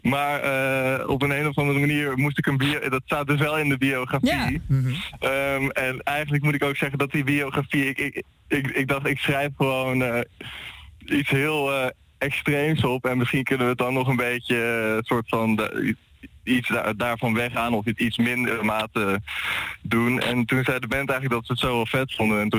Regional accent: Haarlem, North Holland, Netherlands; We komen uit Haarlem en we hebben nu vooral ook in Haarlem gespeeld.

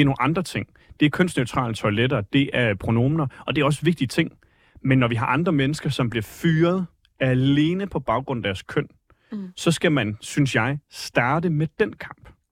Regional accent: Vejle, Southern Denmark, Denmark; moved away as an adult; now in Copenhagen, Denmark; Jeg er født og opvokset i Vejle, flyttet til København for en uh, tre års tid siden

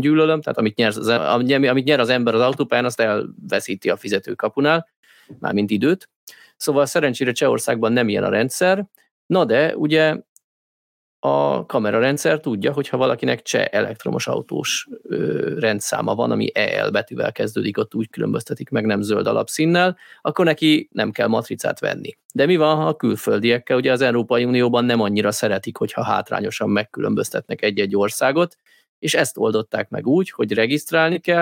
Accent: Hungary; én amúgy magyar vagyok, nem lengyel

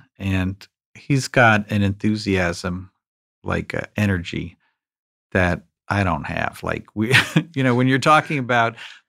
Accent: New York, United States; I grew up in New York.

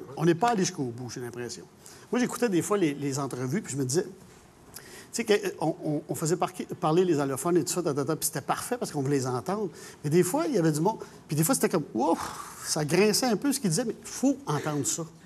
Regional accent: Montreal, Quebec, Canada; je suis Montréalais, je suis né ici

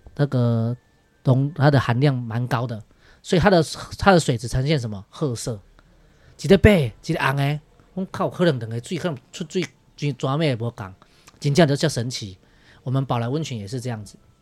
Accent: Liugui, Kaohsiung, Taiwan; 我是土生土长在这边的六龟小孩

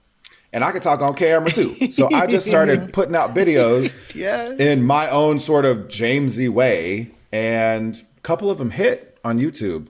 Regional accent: Nebraska, United States; growing up in Nebraska in the 80s and 90s as the fat, femmy, biracial kid

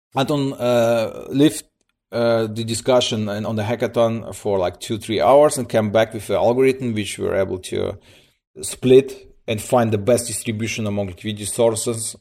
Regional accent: Siberia, Russia; now in Germany; I'm coming from Germany. Uh, originally born in, in, in, in Russia, uh, in Siberia. Moved, uh, with my parents, uh, nineteen ninety-nine to Germany. I'm here, like, for twenty years

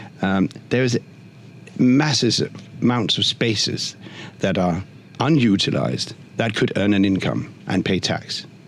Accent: Denmark; In Copenhagen, I'm from Denmark, in Copenhagen, during winter, the whole of Nyhavn is full of outdoor seating with heaters and blankets

